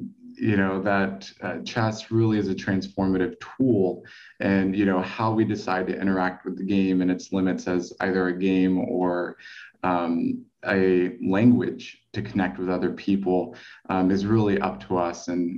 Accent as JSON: {"language": "English", "region": "Texas", "country": "United States", "tie": "born or raised there", "also_born_or_lived": "Spain", "said": "I grew up in Texas, a little bit in Spain as well, a little back and forth, but that's where I spent most of my time and where I actually learned how to play chess."}